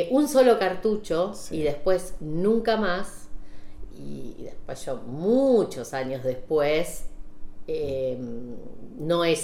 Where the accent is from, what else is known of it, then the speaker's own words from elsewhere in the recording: Saladillo, Buenos Aires Province, Argentina; also born or lived in La Plata; yo eh, nací en La Plata, pero me crié en Saladillo. Sí. Provincia de Buenos